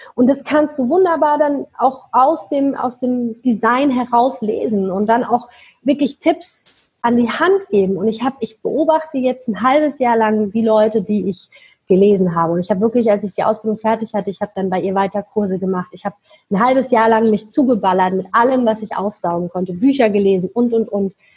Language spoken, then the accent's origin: German; Mannheim, Baden-Württemberg, Germany; moved away; ich komme aus Mannheim, ja, für die, die das kennen, sitzt da unten im Süd, äh, Südwesten von Deutschland